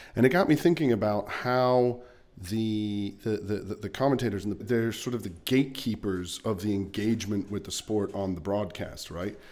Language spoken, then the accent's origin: English; Luxembourg; as a kid growing up in Luxembourg